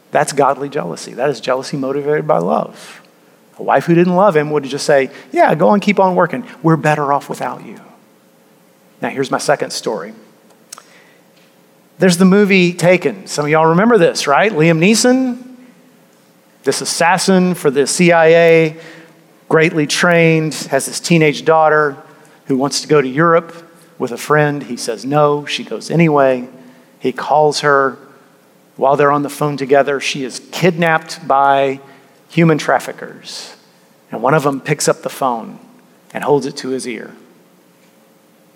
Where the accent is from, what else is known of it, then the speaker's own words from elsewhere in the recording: United States; we, as modern American people